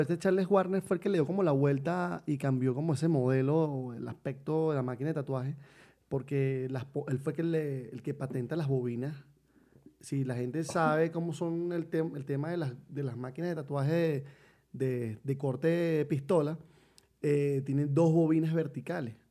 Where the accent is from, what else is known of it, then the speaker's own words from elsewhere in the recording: Venezuela; moved away as an adult; also born or lived in Colombia / Mexico; somos venezolanos